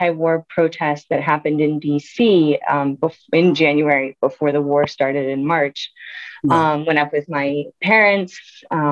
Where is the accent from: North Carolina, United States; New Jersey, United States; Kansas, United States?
North Carolina, United States; Durham; moved away; also born or lived in New Mexico; I was born out in New Mexico, but grew up in North Carolina in Durham, and my parents are still there